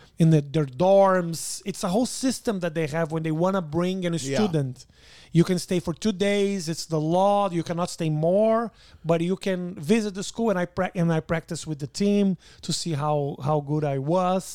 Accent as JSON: {"language": "English", "country": "Brazil", "also_born_or_lived": "Nebraska", "second_language": "English", "moved": "as an adult"}